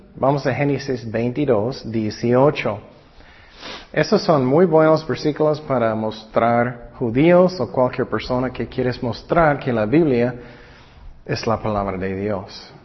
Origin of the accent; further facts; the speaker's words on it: California, United States; yo nací en California